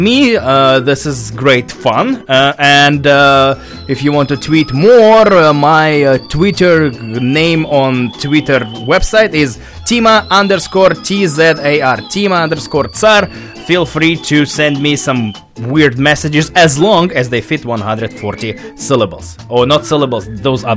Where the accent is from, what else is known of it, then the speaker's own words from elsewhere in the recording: Russia; now in Vancouver, Canada; I'm originally from Russia